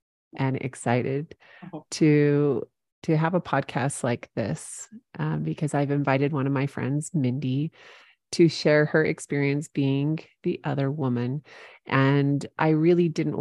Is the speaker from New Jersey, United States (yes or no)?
no; St. George, Utah, United States; St. George, which is my hometown